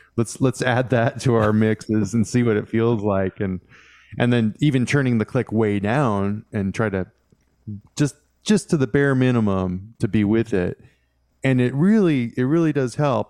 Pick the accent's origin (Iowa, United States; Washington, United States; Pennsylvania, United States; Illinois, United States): Washington, United States; I grew up in Washington State